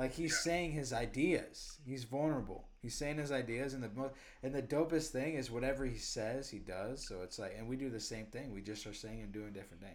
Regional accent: Cedar Rapids, Iowa, United States; born or raised there; also born or lived in Austin, Texas; now in New York City, United States

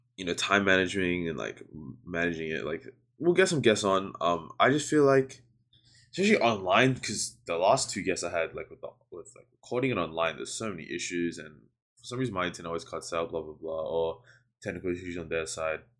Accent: New Zealand; now in Melbourne, Australia; I grew up in New Zealand for a mad long time

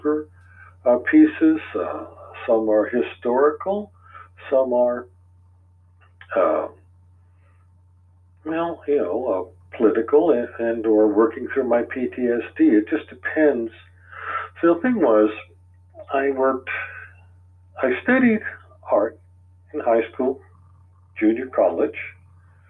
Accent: Redondo Beach, California, United States; moved away as an adult; also born or lived in Providence, Rhode Island; now in Saratoga Springs, United States; I was born in Providence, Rhode Island, but I was raised in Redondo Beach, California, basically, from 53 to 2002

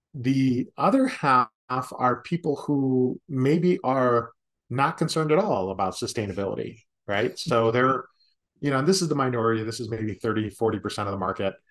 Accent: Chicago, Illinois, United States; I grew up in Chicago

